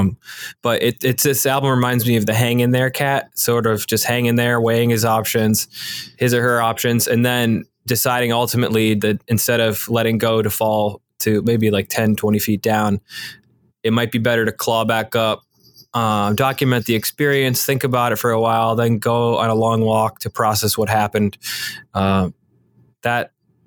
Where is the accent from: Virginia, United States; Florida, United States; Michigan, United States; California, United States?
Michigan, United States; moved away; also born or lived in Philadelphia; I'm from Michigan